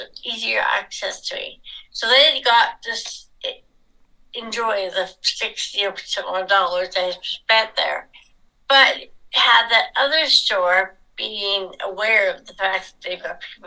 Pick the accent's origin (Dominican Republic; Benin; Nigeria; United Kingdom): United Kingdom; England; now in Nanaimo, Canada; I was born in England, so I am British by birth.